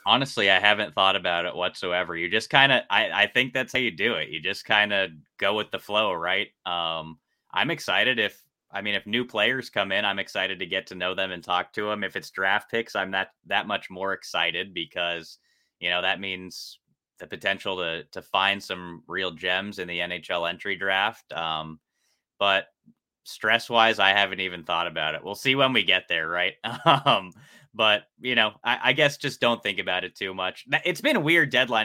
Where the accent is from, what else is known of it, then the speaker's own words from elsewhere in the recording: Los Angeles, California, United States; moved away as an adult; also born or lived in Ohio; now in Columbus, United States; I'm from Los Angeles, and I grew up about five minutes away from the LA Kings facility and started playing there when I was three